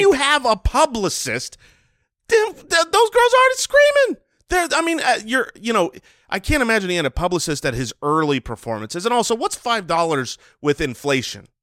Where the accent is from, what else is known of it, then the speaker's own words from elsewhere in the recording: United States; an American who has eaten plenty of bread